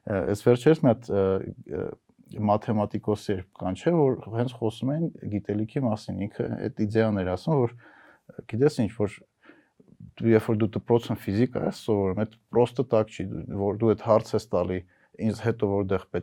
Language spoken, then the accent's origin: Armenian; United States; born there; ճիշտ ժամանակին եմ ծնվել, տղամարդ եմ ծնվել ու Ամերիկայում եմ ծնվել